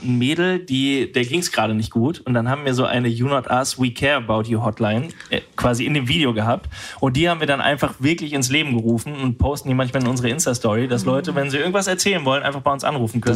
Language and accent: German; Düsseldorf, North Rhine-Westphalia, Germany; Ich komme aus Düsseldorf, da aus der Ecke